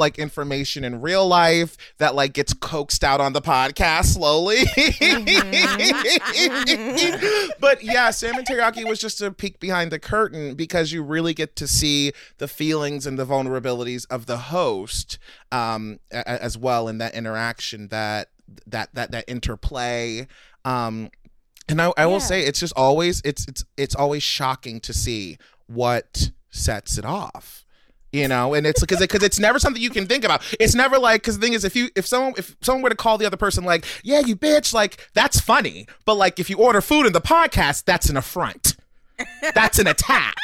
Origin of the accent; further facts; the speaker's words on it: Baltimore, Maryland, United States; accent: Baltimore accent; Baltimore. I'm from Baltimore.